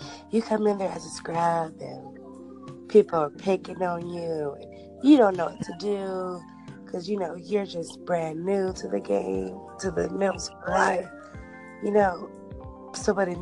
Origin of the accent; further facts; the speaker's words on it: Bay Area, California, United States; I'm actually from the Bay Area, California.